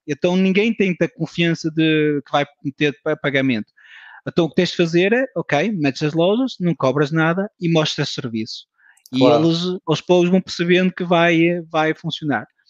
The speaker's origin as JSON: {"language": "Portuguese", "country": "France", "tie": "born or raised there", "moved": "as an adult", "lives_now": "Portugal", "said": "Nasci em França, de pais portugueses, um, ehm, uma família de imigrantes"}